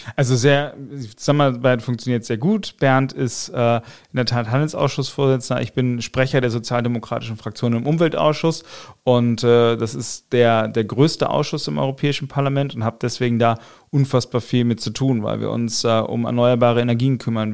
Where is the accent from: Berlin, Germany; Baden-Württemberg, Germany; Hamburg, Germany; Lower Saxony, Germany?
Lower Saxony, Germany; Buxtehude; also born or lived in Otterndorf / Osnabrück; ich bin 85 in Otterndorf geboren, dann bin ich in Buxtehude aufgewachsen